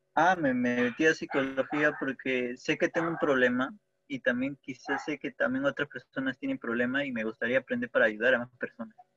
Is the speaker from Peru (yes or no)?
yes; Peru; soy de Perú